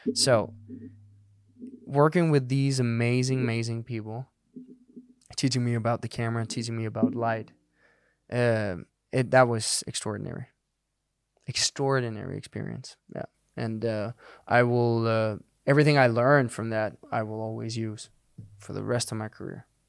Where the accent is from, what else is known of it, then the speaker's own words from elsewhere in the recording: Denmark; first language Danish; English is a second language; moved away as an adult; I'd done a few things back in Denmark, but that was in Danish.